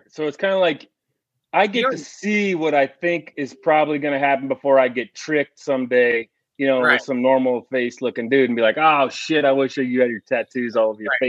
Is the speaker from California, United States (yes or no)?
yes; Alameda, California, United States; I was born there. In Alameda, California